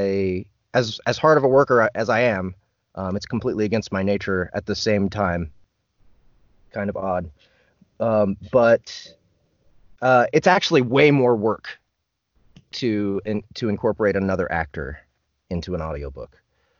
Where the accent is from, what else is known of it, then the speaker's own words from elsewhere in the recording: Kansas City, United States; I'm born and raised in Kansas City